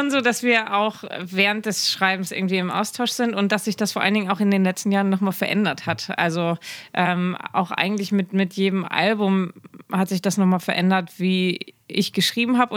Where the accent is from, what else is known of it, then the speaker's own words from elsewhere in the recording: Schleswig-Holstein, Germany; first language German; ich bin in Schleswig-Holstein aufgewachsen